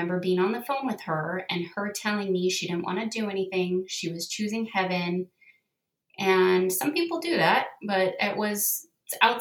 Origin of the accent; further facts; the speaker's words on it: Southern California, United States; moved away as an adult; also born or lived in northern Utah; now in Utah, United States; I grew up in Southern California